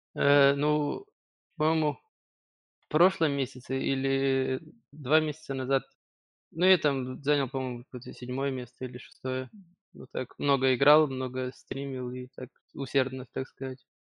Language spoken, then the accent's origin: Russian; Kyiv, Ukraine; я один из Киева